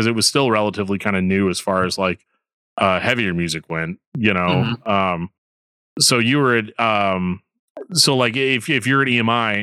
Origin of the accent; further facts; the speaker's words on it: Missouri, United States; I'm from Missouri